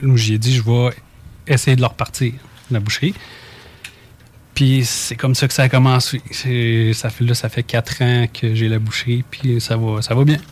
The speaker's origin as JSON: {"language": "French", "town": "Saint-Gervais", "region": "Quebec", "country": "Canada", "tie": "born or raised there", "said": "moi, je suis natif de Saint-Gervais"}